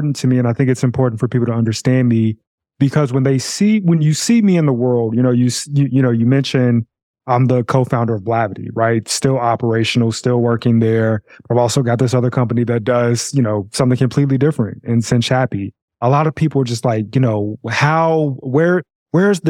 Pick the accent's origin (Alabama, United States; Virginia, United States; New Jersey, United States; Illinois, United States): Illinois, United States; Chicago; grew up in Chicago all my life, and I grew up on the south side of Chicago